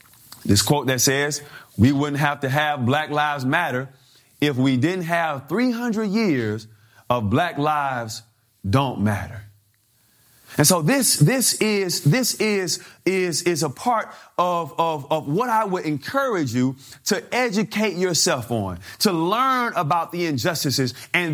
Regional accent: Mobile, Alabama, United States; I grew up in Mobile, Alabama, down south, and my grandparents had 14 children.

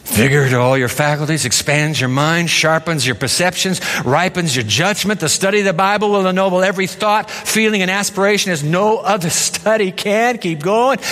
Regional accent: Japan; I grew up in Japan

